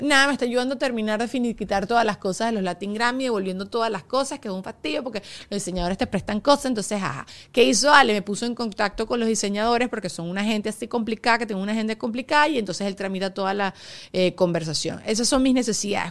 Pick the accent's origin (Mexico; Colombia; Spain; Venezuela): Venezuela; moved away; cuando yo estaba creciendo en Venezuela